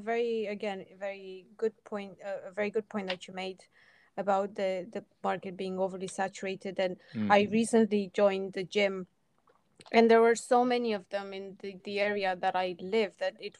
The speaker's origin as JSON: {"language": "English", "country": "Romania", "moved": "yes", "said": "I come from Romania"}